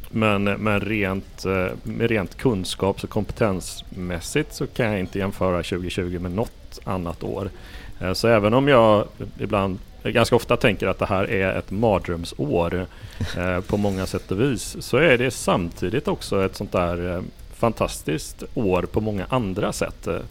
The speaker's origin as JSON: {"language": "Swedish", "town": "Gothenburg", "region": "Västra Götaland", "country": "Sweden", "tie": "born or raised there", "said": "Jag har kommit från, från Göteborg, det vill säga min hemort"}